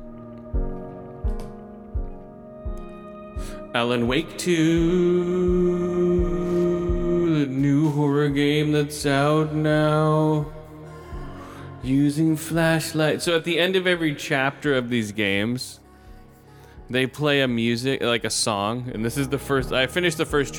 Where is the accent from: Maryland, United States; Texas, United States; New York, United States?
Texas, United States; Austin; that's where I was born in Texas. It's from Texas